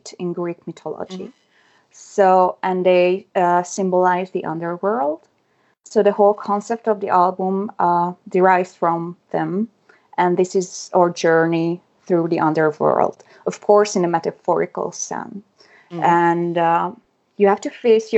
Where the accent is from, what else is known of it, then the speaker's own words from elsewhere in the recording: Hungary; first language Hungarian; English is a second language; my native language too, mother language too